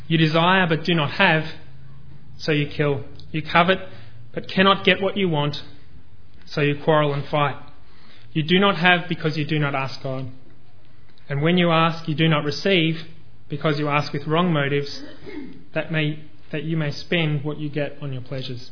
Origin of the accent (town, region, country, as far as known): Australia